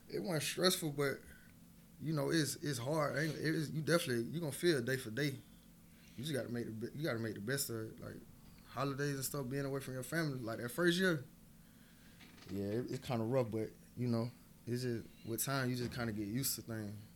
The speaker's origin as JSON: {"language": "English", "town": "Augusta", "region": "Georgia", "country": "United States", "said": "I'm from Augusta. I'm, you know, I'm from Augusta."}